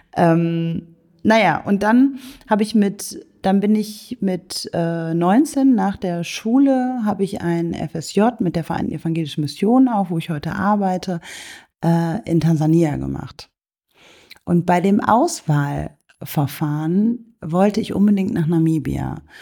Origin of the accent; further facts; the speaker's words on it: Germany; ich komme aus Deutschland